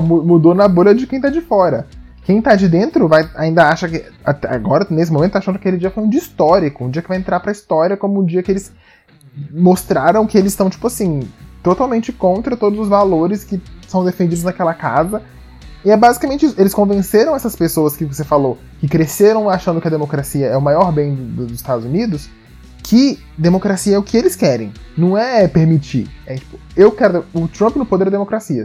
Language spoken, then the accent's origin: Portuguese; Brazil; como brasileiros